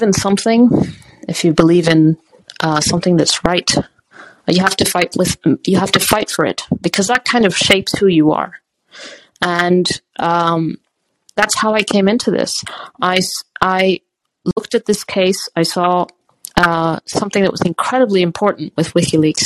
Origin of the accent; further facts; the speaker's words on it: Botswana; moved away; also born or lived in Lesotho / South Africa; I grew up in Botswana and then in Lesotho. I was born in South Africa.